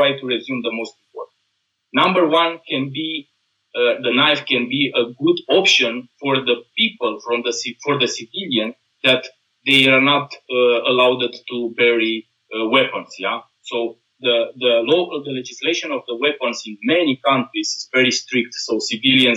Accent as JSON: {"language": "English", "country": "Romania", "moved": "yes", "lives_now": "Austria", "said": "I am from Romania"}